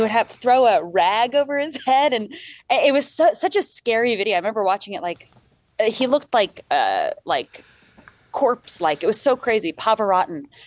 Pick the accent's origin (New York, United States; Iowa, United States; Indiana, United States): New York, United States; Long Island; we grew up on Long Island